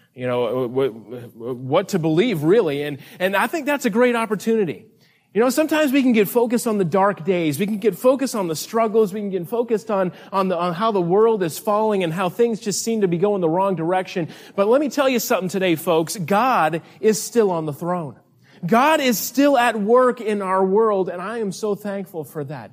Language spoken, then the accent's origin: English; North Carolina, United States; we are from North Carolina, way, way on the other side of the continent here.